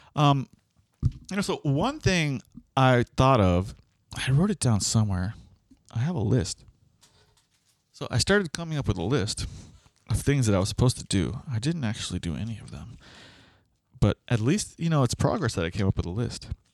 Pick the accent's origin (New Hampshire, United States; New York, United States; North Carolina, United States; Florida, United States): Florida, United States; Miami; we are from Miami